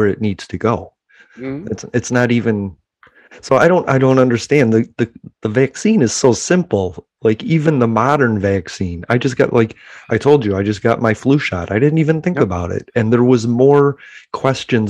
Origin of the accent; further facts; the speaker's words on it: Chicago, Illinois, United States; now in Pensacola, United States; I'm from Chicago